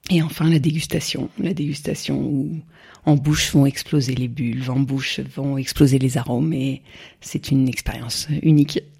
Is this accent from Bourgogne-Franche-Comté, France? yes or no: yes; Sens, Bourgogne-Franche-Comté, France; moved away as an adult; also born or lived in Champagne; moi je suis bourguignonne en fait, je suis née à Sens. Et toute ma famille vient de la Bourgogne, mais celle du nord, celle non pas des vignes, mais celle du, des forêts. C'est le Morvan.